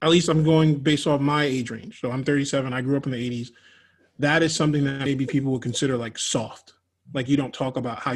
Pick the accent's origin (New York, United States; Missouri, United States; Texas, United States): New York, United States; moved away as an adult; now in Florida, United States; When I moved from New York, I didn't have like all of my people around